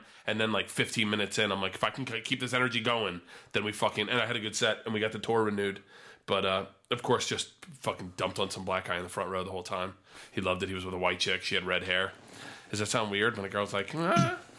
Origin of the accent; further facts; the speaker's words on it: New York, United States; I'm sitting hungover in my underwear on my couch that I grew up on in New York.